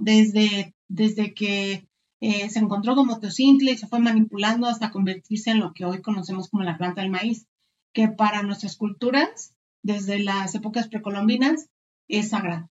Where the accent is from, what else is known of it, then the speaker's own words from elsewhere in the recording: Mexico; para nosotros como cultura mexicana